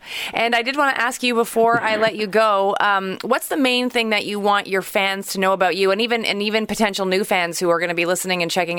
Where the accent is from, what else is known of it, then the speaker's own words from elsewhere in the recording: Montreal, Quebec, Canada; also born or lived in Toronto; my hometown, Montreal